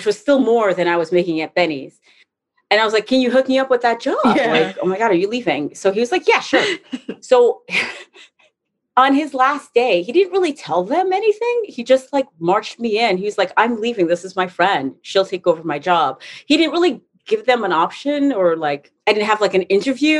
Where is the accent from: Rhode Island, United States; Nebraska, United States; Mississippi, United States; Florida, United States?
Rhode Island, United States; Providence; moved away as an adult; now in New York, United States; I grew up in Providence, Rhode Island